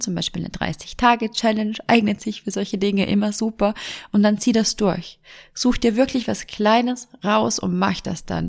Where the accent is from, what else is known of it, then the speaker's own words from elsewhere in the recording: Vorarlberg, Austria; Bei uns in Vorarlberg